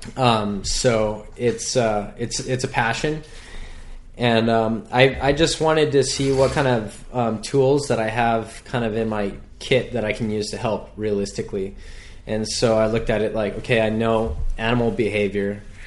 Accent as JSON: {"language": "English", "area": "North Shore", "region": "Hawaii", "country": "United States", "tie": "born or raised there", "said": "born and raised on the North Shore"}